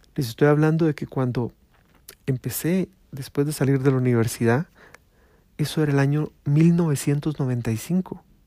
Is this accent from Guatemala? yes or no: yes; Guatemala; Acá en mi pueblo, en mi pueblo Guatemala